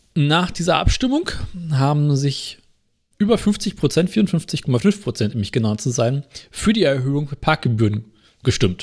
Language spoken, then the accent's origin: German; Berlin, Germany; bei uns in Berlin